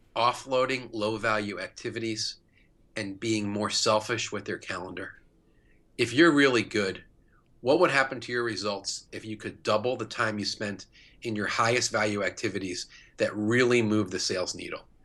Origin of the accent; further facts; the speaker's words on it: New York, United States; moved away as an adult; now in St. Louis, United States; I'm not from Saint Louis. I live here. I've lived here twenty years. I'm from New York